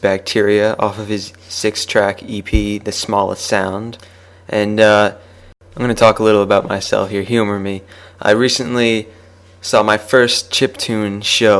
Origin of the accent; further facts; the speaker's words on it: United States; accent: American; now in New York, United States; As you may have already guessed from my accent, or lack thereof, depending on your location, I am an American, and this show is coming to you directly from New York, USA.